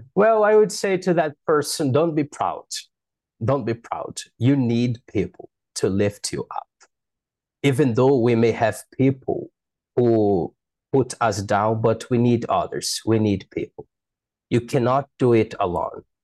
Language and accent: English; Manaus, Amazonas, Brazil; English is a second language; I was born in Manaus City in the mirror of the Amazon rainforest.